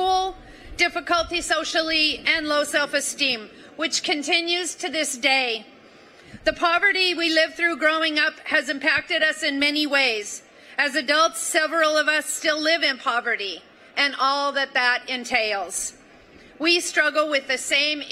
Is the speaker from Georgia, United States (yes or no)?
no; Butte, Montana, United States; from Butte, Montana, a copper mining town in the Rocky Mountains. I grew up in a very large family